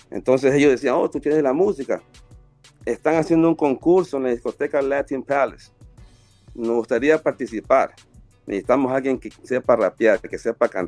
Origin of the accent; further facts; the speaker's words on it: Guayaquil, Guayas, Ecuador; de la ciudad de donde soy yo, de la Marte de Roldós, en Ecuador, en Guayaquil, con unos amigos de la infancia